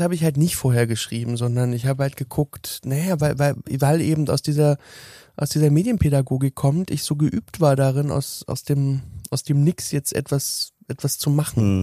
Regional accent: Berlin, Germany; ich bin 1983 geboren worden in Berlin Lichtenberg

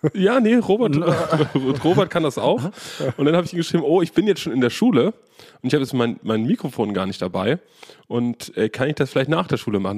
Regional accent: Germany; Ich bin aus Deutschland

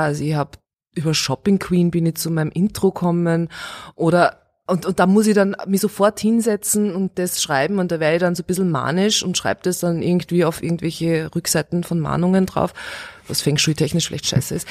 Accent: Steyr, Upper Austria, Austria; born or raised there; moved away as an adult; also born or lived in Vienna

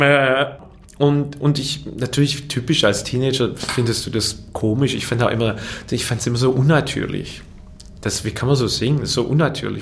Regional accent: Fellbach, Baden-Württemberg, Germany; also born or lived in Waiblingen; Ich bin in Weiblingen geboren, aber in Fellbach-Schmieden aufgewachsen.

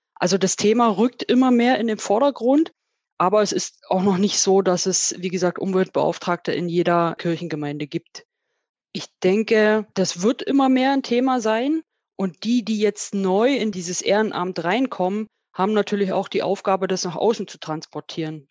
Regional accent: Spreewald, Brandenburg, Germany; moved away as an adult; now in Vöhringen, Germany; Ich bin gebürtig aus dem Spreewald, habe da meine Kindheit und Jugend verbracht, bin dort zur Lehre gegangen

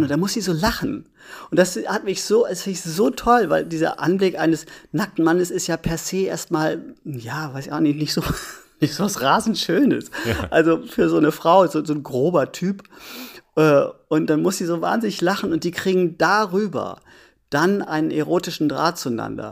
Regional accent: Germany; ich als Deutscher

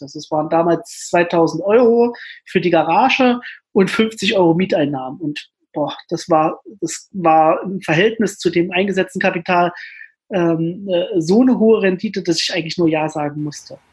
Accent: Jena, Thuringia, Germany; in meiner alten Heimatstadt, in Jena, wo ich auch heute lebe

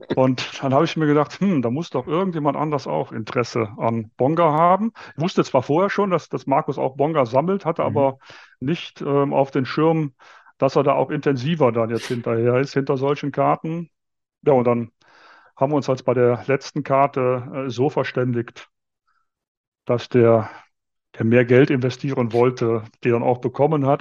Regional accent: Viersen, North Rhine-Westphalia, Germany; moved away as an adult; now in Munich, Germany; aufgewachsen, groß geworden und auch zum Kart-Hobby gekommen bin ich noch im Rheinland

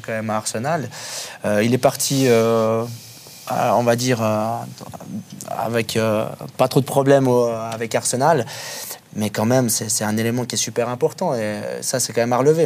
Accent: Switzerland; en tant que Suisse

